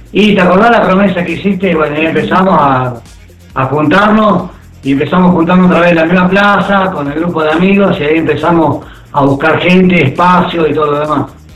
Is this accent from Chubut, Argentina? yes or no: yes; Esquel, Chubut, Argentina; moved away as an adult; now in La Calera, Argentina; yo no soy de acá de Córdoba, yo soy de Esquel, provincia de Chur